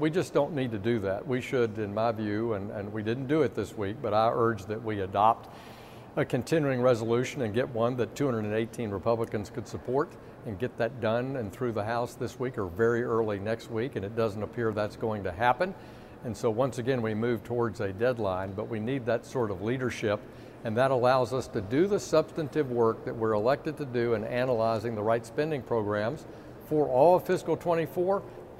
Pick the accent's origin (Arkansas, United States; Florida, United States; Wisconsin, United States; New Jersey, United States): Arkansas, United States; Little Rock; You know, back in my hometown of Little Rock